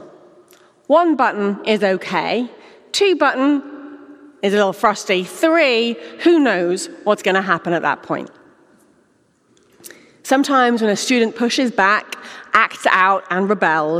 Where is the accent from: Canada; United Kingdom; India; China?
United Kingdom; England; moved away as an adult; now in Houston, United States; this English gal who talks too fast